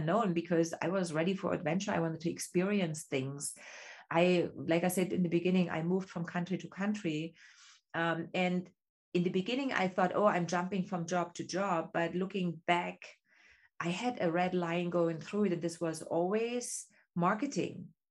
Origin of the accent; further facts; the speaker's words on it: East Germany, Germany; English is a second language; moved away as an adult; me growing up in East Germany, I had two options what I could become